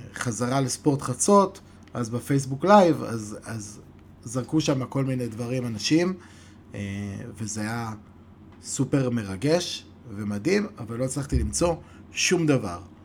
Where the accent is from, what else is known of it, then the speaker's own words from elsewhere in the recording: Modi'in-Maccabim-Re'ut, Central District, Israel; אנחנו באים מרעות